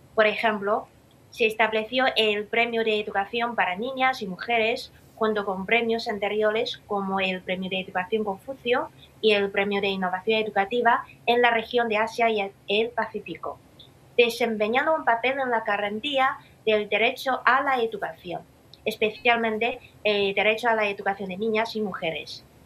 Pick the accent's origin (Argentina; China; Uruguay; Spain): China; Xi'an, Shaanxi; mi ciudad natal, Xi'an, como una antigua capital cultural